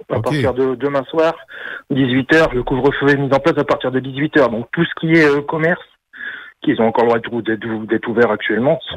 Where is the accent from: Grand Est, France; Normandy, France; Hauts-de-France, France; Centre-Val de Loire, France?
Hauts-de-France, France; Dunkirk; moved away; je suis, originaire de Dunkerque, euh, du, le, port de Dunkerque. Moi, je suis, je né près de la mer du Nord